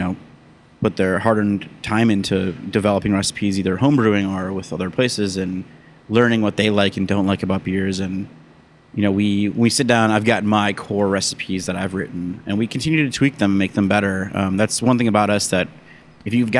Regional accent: Mukwonago, Wisconsin, United States; moved away; I grew up in Wisconsin, outside of Milwaukee

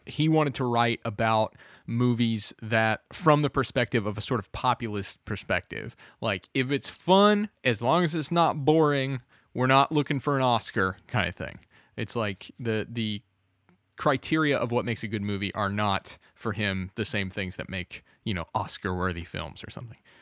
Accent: Kentucky, United States; we grew up in Kentucky

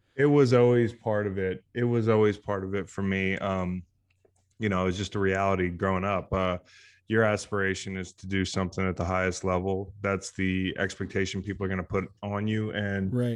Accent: Virginia, United States; play college football in my hometown

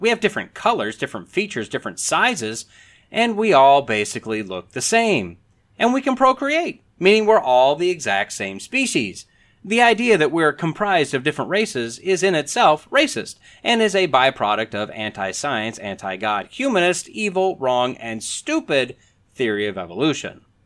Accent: northern Wisconsin, United States; moved away as an adult; also born or lived in Alabama; I'm a white boy, grew up in northern Wisconsin

